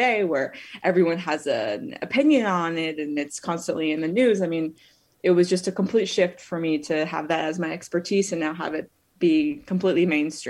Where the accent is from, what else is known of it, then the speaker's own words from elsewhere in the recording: Phoenix, Arizona, United States; moved away as an adult; also born or lived in Israel; I'm from Phoenix, Arizona. I went to Arizona State University and I love deserts